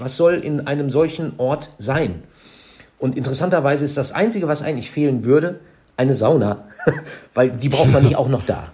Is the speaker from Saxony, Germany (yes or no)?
no; Minden, North Rhine-Westphalia, Germany; zwölf Kilometer von meiner Heimatstadt Minden